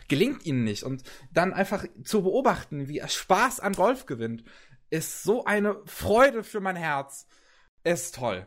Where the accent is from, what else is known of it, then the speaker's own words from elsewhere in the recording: Germany; bei uns in Deutschland